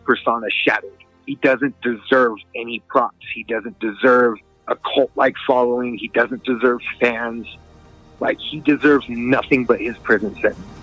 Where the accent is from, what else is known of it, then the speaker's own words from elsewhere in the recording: Albuquerque, New Mexico, United States; I come from Albuquerque, New Mexico